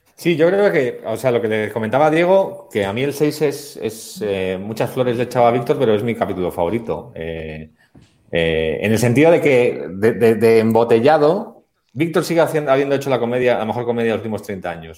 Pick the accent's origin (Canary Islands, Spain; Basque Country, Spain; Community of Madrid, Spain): Basque Country, Spain; somos los dos vascos